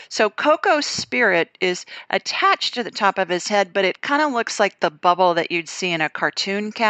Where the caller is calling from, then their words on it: Providence, Rhode Island, United States; I'm calling from Providence, Rhode Island.